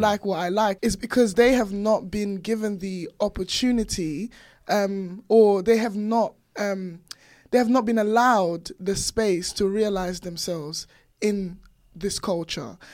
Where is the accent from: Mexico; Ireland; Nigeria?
Nigeria; now in United Kingdom; born and raised in Nigeria, and then coming over here, I had, like, really strong accent